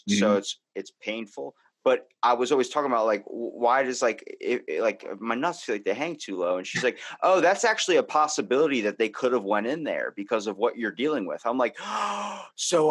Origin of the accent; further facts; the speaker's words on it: Baltimore, Maryland, United States; accent: Baltimore; I have a Baltimore accent